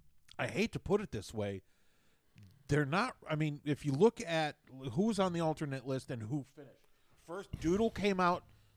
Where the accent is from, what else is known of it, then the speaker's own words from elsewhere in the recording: Chicago, Illinois, United States; I grew up in Chicago. I know that skyline very well.